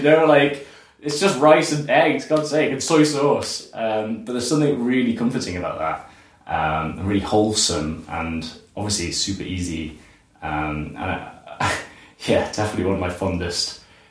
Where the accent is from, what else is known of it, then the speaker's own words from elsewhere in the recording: Liverpool, North West England, United Kingdom; moved away as an adult; now in Edinburgh, United Kingdom; I am 27 years old. I was born in Liverpool, down in England, north of England, and now I live in Edinburgh, and I've been here full-time for about 9 years.